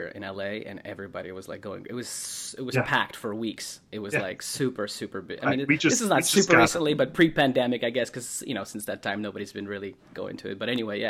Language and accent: English; Russia; moved away; also born or lived in Ohio; I'm from Russia. I moved to Ohio and we lived there.